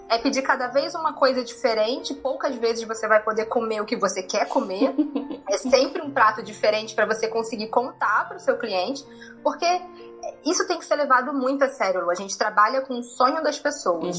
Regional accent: Rio de Janeiro, Brazil; moved away as an adult; eu sou carioca, morei no Rio de Janeiro a minha vida toda também

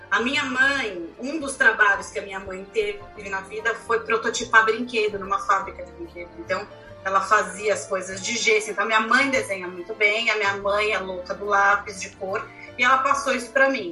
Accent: Brazil; sendo brasileiro

